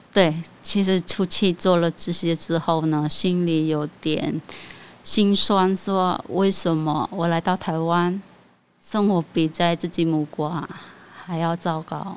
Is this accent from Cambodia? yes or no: yes; Cambodia; first language Khmer; Chinese is a second language; moved away as an adult; now in Taiwan; 我们柬埔寨在台湾算是稀少的